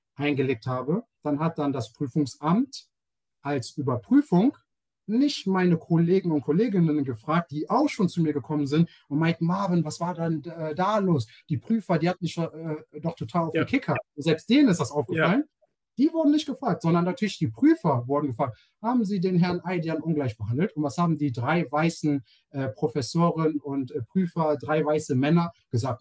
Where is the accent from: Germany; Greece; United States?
Germany; Ich bin in Deutschland geboren als, ähm, als äh, POC, ähm, hm, als Black Person in Germany, äh, Afro-German. Und ähm, ich fühle mich als Deutscher